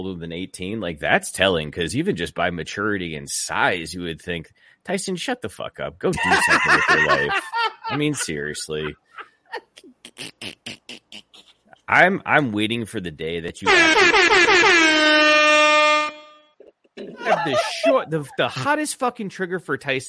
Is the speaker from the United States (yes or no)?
yes; Ann Arbor, Michigan, United States; I grew up in Ann Arbor, again, pretty close to the border with Canada and Michigan